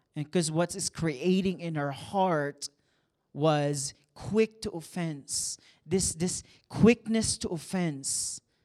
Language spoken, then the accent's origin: English; San Juan, Calabarzon, Philippines; now in Kansas City, United States; I was born and raised in the Philippines and, um, small town. It's called Saint John, San Juan, Batangas.